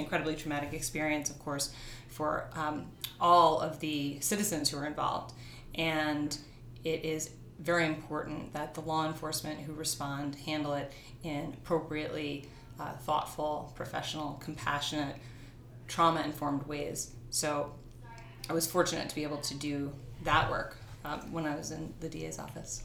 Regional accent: New York City, New York, United States; I grew up in New York and I grew up in a family of artists

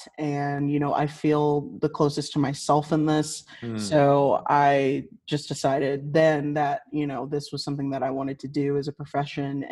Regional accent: Liberty, Missouri, United States; I was born and raised in the Kansas City area, specifically Liberty, which is a suburb of Kansas City. And I haven't been I haven't lived anywhere else

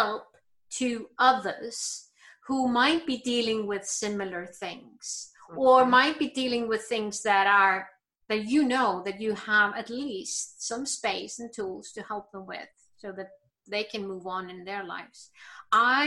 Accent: Iceland; I'm born and raised in Iceland

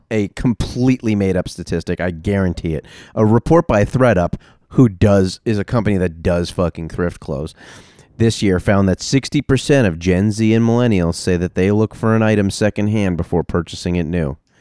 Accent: New York, United States; I grew up in New York

